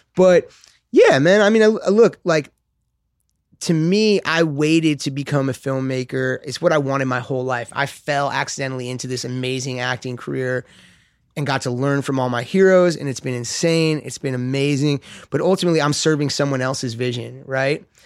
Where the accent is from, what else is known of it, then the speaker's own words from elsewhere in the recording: Los Angeles, California, United States; I grew up skating in West L